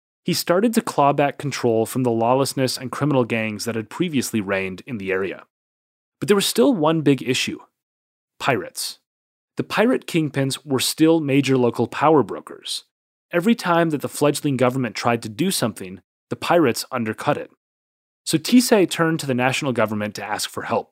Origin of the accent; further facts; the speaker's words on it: Minneapolis, Minnesota, United States; my hometown of Minneapolis, Minnesota